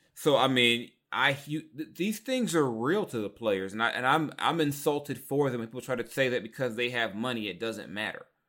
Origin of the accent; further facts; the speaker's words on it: Long Beach, California, United States; also born or lived in South Central Los Angeles; growing up in South Central, East Side, Long Beach, growing up around the Crips